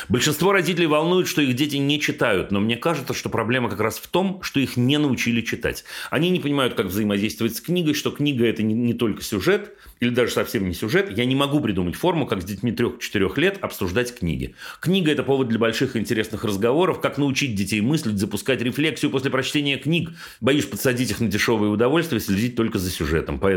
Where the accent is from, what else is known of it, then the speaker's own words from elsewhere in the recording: Belgorod, Belgorod Oblast, Russia; А еще потому, что мы сами из Белгорода, а дача у нас в 15 километрах от границы с Харьковской областью, и довольно часто слышны запуски ракет и все такое